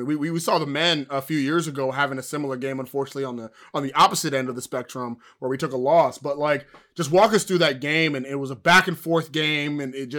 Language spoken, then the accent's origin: English; Houston, Texas, United States; I'm from Houston